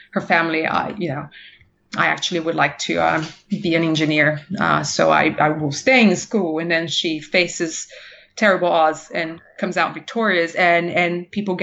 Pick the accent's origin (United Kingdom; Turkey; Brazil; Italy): Brazil; moved away; I'm from Brazil originally